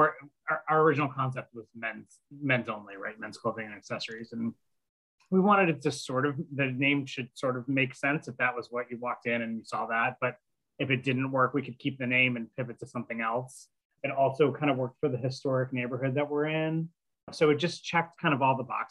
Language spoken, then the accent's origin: English; outside of Buffalo, New York, United States; moved away as an adult; also born or lived in Boston / San Francisco; now in Ulster County, New York, United States; I grew up outside of Buffalo, went to college in Alfred